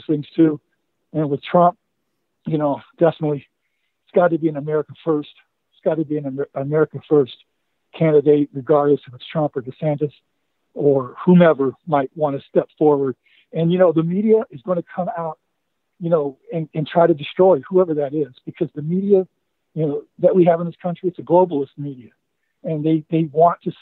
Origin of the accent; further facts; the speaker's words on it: Mingo County, West Virginia, United States; moved away; I grew up for a while in Mingo County down in southern West Virginia.